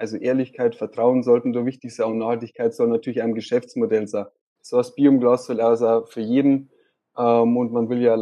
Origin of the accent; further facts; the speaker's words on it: Straubing, Bavaria, Germany; born there; now in Regensburg, Germany; ich bin äh, 23 Jahre alt, ich bin in Straubing geboren und wohne seit ungefähr drei Jahren in Regensburg.